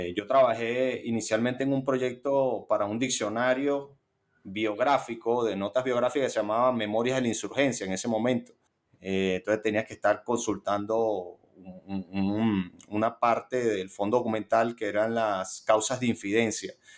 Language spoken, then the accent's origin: Spanish; Caracas, Capital District, Venezuela; yo soy caraqueño. He vivido en, mi ciudad natal eh, todos mis 37 años.